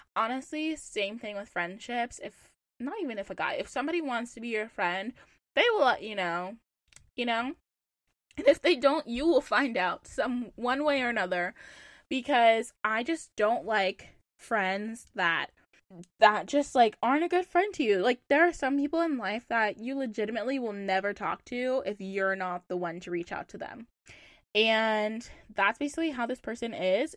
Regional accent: Charlotte, North Carolina, United States; moved away as an adult; now in Boston, United States; I'm from Charlotte

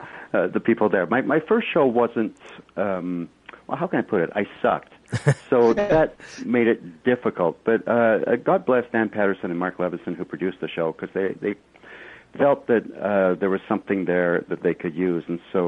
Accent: Kilmarnock, Scotland, United Kingdom; born there; Yeah, I was born in Kilmarnock, Scotland, quite a few years ago.

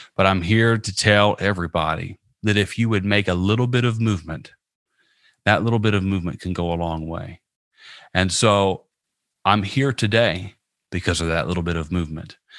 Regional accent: Southern Indiana, United States; now in Tampa, United States; I live in Tampa, Florida, and I'm originally from Southern Indiana

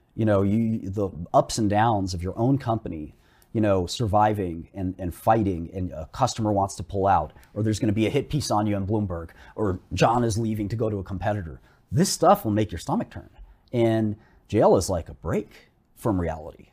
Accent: New York City, New York, United States; I grew up in Brooklyn, melting pot, I understand minorities.

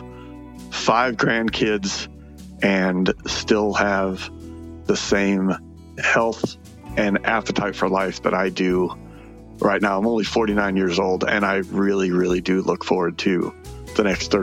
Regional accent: Phoenix, Arizona, United States; I was born and raised in Phoenix

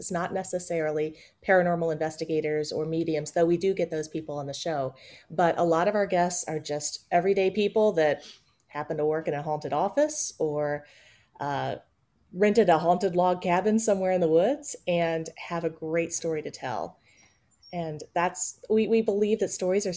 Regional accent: Kingsport, Tennessee, United States; now in Atlanta, United States; I grew up in East Tennessee.

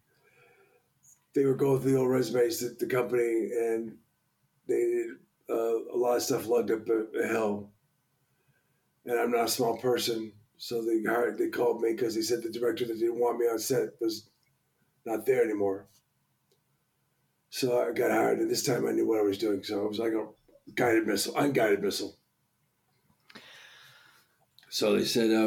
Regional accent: Boston, Massachusetts, United States; accent: Boston; I'm originally from Boston.

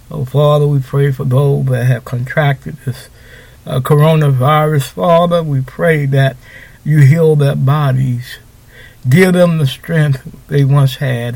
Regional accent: Houston, Texas, United States; I'm from Houston

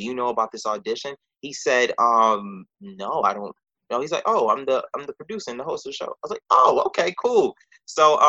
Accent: New York City, New York, United States; I was born and raised in New York

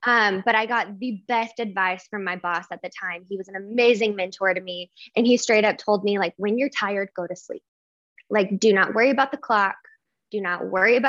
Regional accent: Oklahoma, United States; I am originally from Oklahoma

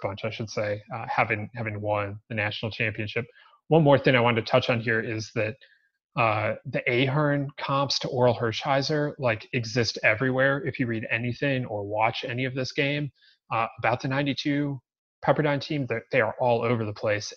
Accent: Cleveland, Ohio, United States; I grew up in Cleveland.

